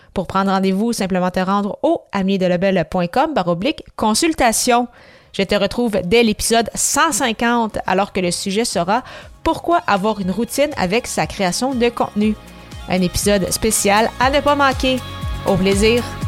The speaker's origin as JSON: {"language": "French", "town": "Granby", "region": "Quebec", "country": "Canada", "tie": "born or raised there", "also_born_or_lived": "La Tuque, Quebec", "said": "je suis née à Latuc, donc une ville en Mauricie. J'ai resté là environ, euh, même pas deux ans en fait. Donc, j'ai vraiment grandi à grande Granby"}